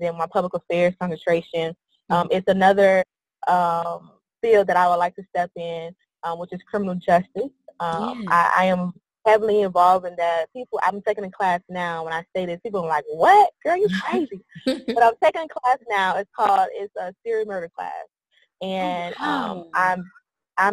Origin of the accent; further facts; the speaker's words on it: Miami, Florida, United States; also born or lived in Tallahassee, Florida / Pensacola, Florida; now in Orlando, United States; I'm originally from Miami, Florida, born and raised there. Throughout my life, there was a lot of moving back and forth, you know, from Orlando to Miami